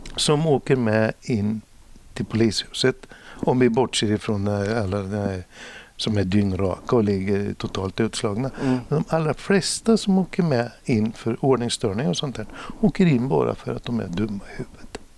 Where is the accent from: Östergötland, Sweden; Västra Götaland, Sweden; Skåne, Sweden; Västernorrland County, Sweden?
Östergötland, Sweden; Norrköping; also born or lived in Stockholm; vi har ju Norrköping en gammal eh, tygstad